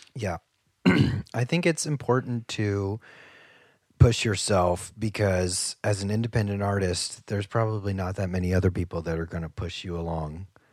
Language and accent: English; Ohio, United States; moved away; I'm from Ohio